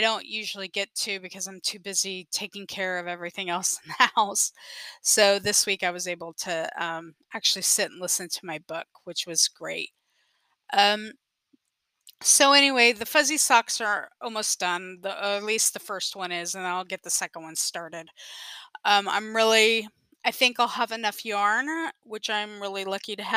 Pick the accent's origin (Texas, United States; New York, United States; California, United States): Texas, United States; San Antonio; I'm from San Antonio, Texas